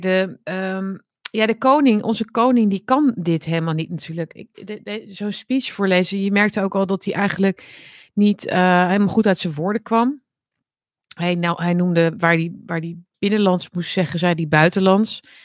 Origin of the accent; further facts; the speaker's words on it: Netherlands; Nederland, ons land